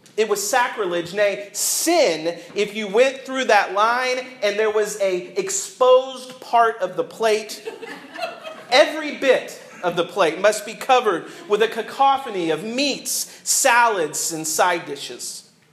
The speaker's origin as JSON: {"language": "English", "region": "the South", "country": "United States", "tie": "born or raised there", "said": "I grew up in the South"}